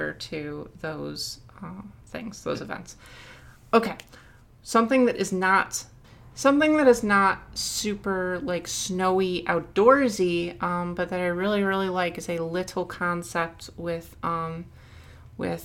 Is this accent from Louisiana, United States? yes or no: no; Michigan, United States; I'm from Michigan